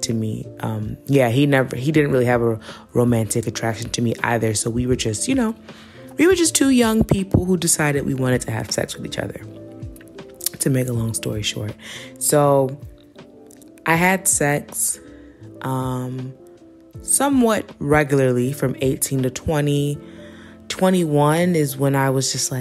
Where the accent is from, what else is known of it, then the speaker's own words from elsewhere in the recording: New York City, New York, United States; I'm from New York City